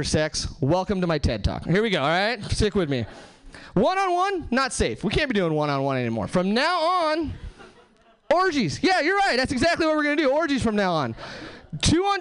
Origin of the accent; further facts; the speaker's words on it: Hesperia, California, United States; now in Seattle, United States; I am from Seattle now. I'm actually from Southern California originally. Nowhere famous, just like the Mojave Desert, Hesperia, California.